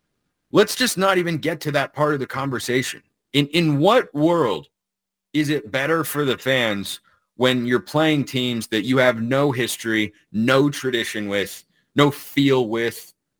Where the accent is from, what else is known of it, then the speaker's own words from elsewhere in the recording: Lake Oswego, Oregon, United States; I grew up in Lake Oswego.